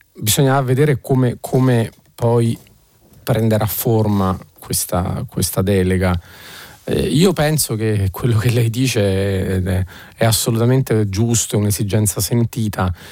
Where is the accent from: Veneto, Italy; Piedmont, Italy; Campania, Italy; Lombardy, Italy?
Campania, Italy; Naples; da napoletano